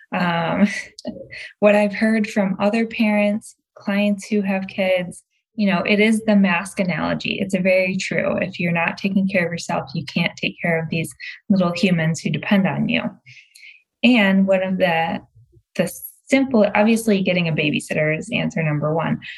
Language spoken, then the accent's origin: English; Michigan outside Detroit, United States; also born or lived in Massachusetts; now in Los Angeles, United States; I was born and raised in Michigan outside Detroit.